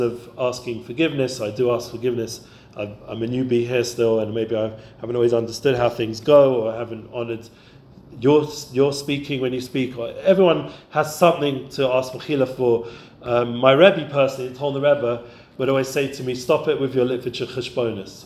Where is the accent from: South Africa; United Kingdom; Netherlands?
United Kingdom; London; when I grew up in London.